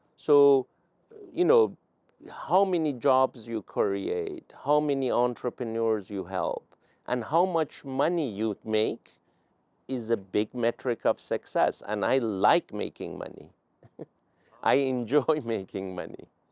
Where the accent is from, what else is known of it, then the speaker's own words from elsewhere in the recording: Iran; English is a second language; now in United States; I was an immigrant from Iran